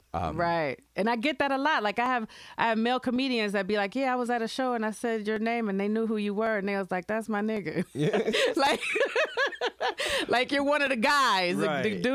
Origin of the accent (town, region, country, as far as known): Grand Rapids, Michigan, United States; born or raised there